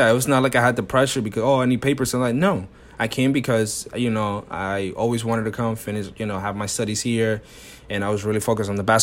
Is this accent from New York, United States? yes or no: yes; New York, United States; born there; So I was born in New York, but I only literally stayed here when I was born.